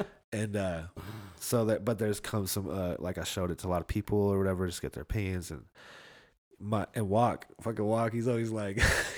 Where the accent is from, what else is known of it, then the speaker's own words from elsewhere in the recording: Reno, Nevada, United States; I'm from Reno. We got blacks, we got Latinos, hella Filipinos, but mostly just white people out in Reno